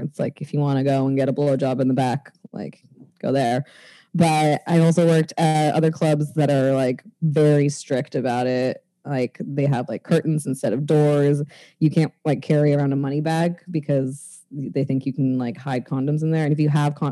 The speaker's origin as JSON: {"language": "English", "region": "Maine", "country": "United States", "said": "I'm a white girl, a white Irish girl from Maine"}